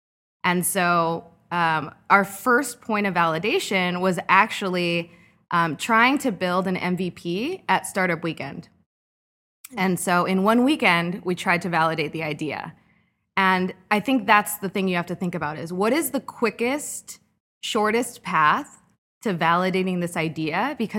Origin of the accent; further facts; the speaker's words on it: Costa Mesa, California, United States; moved away as an adult; now in Chicago, United States; I'm from Costa Mesa.